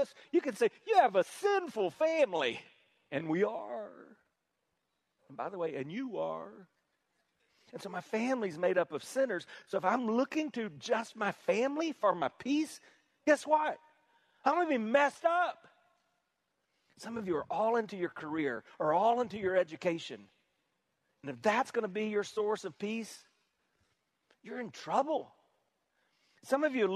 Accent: South Carolina, United States; we're from South Carolina. I know with my accent, you probably assumed I was from New York, but I'm from South Carolina

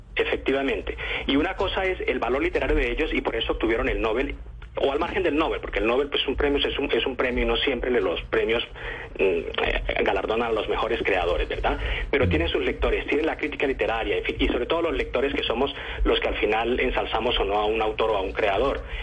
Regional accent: Colombia; now in Spain; yo como periodista colombiano

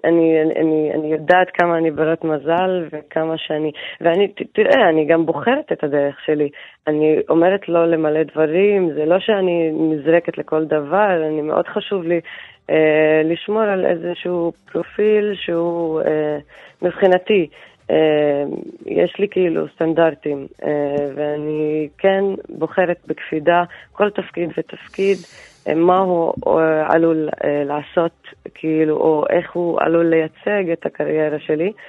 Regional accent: Haifa, Haifa District, Israel; moved away; אני גדלתי בחיפה ויצאתי לעיר הגדולה

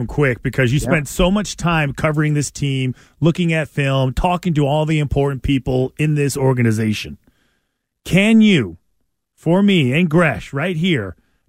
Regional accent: San Fernando Valley, California, United States; Just a kid from the valley. That's it. There's my title. … growing up in the San Fernando Valley.

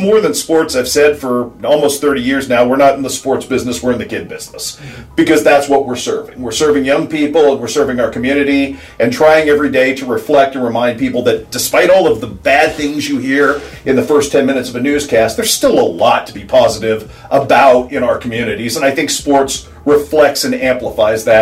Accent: Sacramento, California, United States; moved away as an adult; also born or lived in Columbia, Missouri / Los Angeles; now in Quincy, United States; I grew up in Sacramento

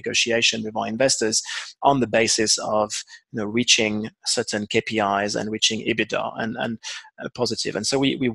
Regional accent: France; moved away as an adult; also born or lived in London; now in South Africa; being obviously a Frenchman myself

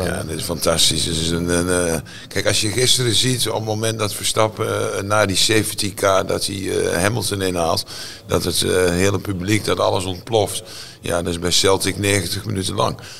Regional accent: Netherlands; ik ben Nederlander

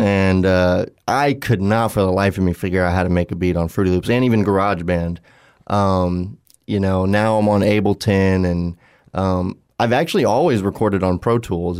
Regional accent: Southwest Florida, United States; we're all from Southwest Florida, but now we're all over the country

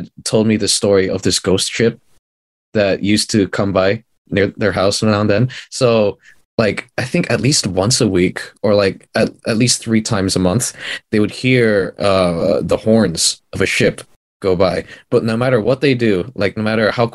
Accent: Philippines; moved away; I was born in the Philippines

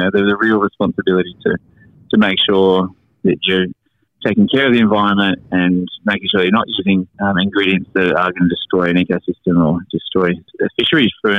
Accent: Lennox Head, New South Wales, Australia; now in Palm Beach, Australia; Lennox Head, where I grew up.

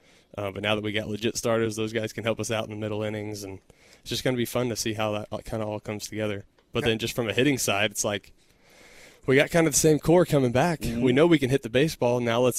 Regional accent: Texas, United States; Growing up in Texas, then going to Texas Tech, staying in Texas for my pro career.

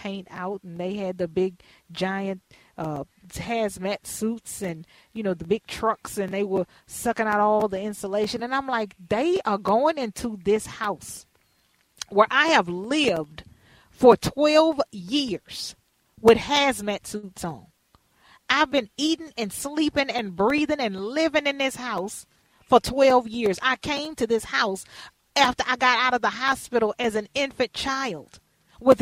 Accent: Houston, Texas, United States; now in Minnesota, United States; we had been living there since I was born in Houston, Texas, the Kelly Court Projects

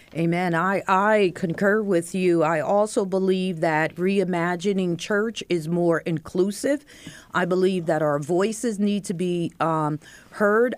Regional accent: Bethlehem, Pennsylvania, United States; I grew up in Bethlehem, Pennsylvania

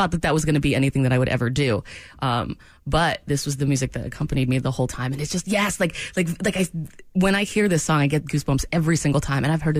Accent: Maine, United States; I know. I'm from Maine, but.

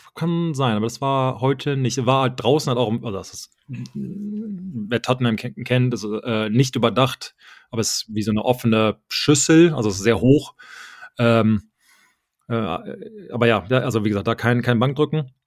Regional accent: Germany; moved away; ich habe mich nie gefühlt, irgendwie als Deutscher gefühlt

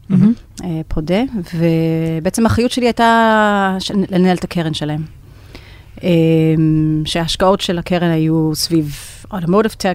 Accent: United States; אני נולדתי וגדלתי בארצות הברית. כל הקריירה שלי נתחלתי שם.

